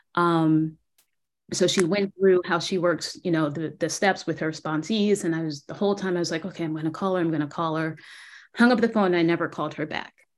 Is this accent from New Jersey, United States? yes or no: yes; New Jersey, United States; moved away as an adult; also born or lived in Philadelphia, Pennsylvania; now in San Antonio, United States; based in San Antonio, Texas, but I'm originally from New Jersey.